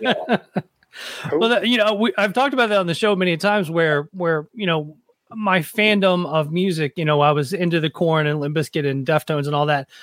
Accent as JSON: {"language": "English", "town": "Nashville", "region": "Tennessee", "country": "United States", "tie": "born or raised there", "moved": "yes", "said": "I grew up in Nashville"}